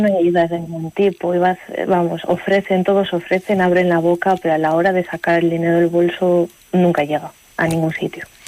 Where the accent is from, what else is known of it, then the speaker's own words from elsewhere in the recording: Aguilar de Campoo, Castile and León, Spain; moved away as an adult; also born or lived in Ireland; yo soy de Aguilar, hay que decir que soy de Aguilar